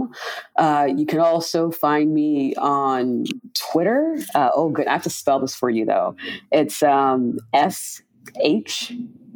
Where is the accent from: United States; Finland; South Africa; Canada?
United States; Miami, Florida; In high school, I I'm from Miami, interned at the local autopsy office, medical examiner's office in Dade County.